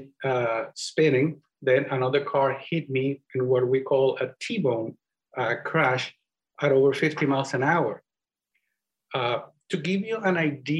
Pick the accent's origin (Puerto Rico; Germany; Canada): Puerto Rico; accent: Spanish; first language Spanish; English is a second language; moved away; That's where I come from. So, and that's where you can hear my Spanish accent, which, by the way, because English is not my primary language